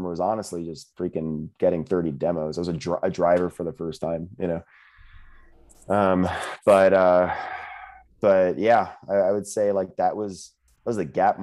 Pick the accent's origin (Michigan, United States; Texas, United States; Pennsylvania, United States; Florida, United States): Florida, United States; I'm from Florida